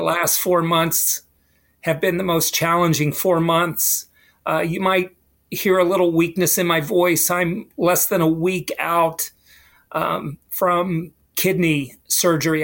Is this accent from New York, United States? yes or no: no; West Virginia, United States; moved away as an adult; I went to a small school, small high school in West Virginia.